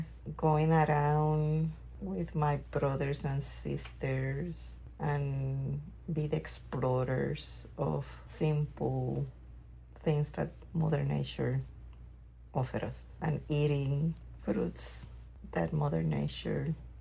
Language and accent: English; Orocovis, Puerto Rico; moved away; I grew up in Orocovis, Puerto Rico. Orocovis is a small town. The town in itself is just a small town with a couple of stores and pharmacies